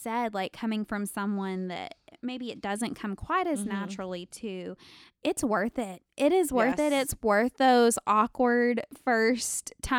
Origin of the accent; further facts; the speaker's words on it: Alaska, United States; And I was like, I'm from Alaska. What?